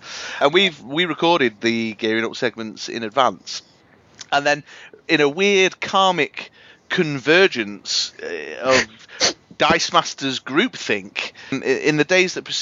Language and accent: English; Manchester, North West England, United Kingdom; My hometown